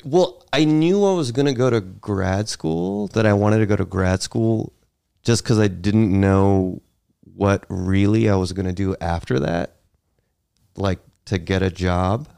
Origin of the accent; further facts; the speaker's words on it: Dansville, New York, United States; also born or lived in Greensboro, North Carolina / Virginia; now in New York City, United States; I moved to Western New York, about seven hours away from New York City, small town called Dansville